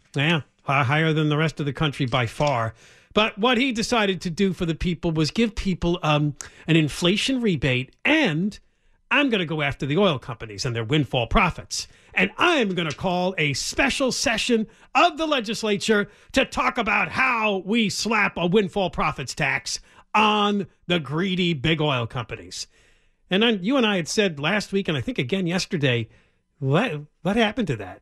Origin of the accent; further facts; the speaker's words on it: East Coast, United States; when I was growing up on the East Coast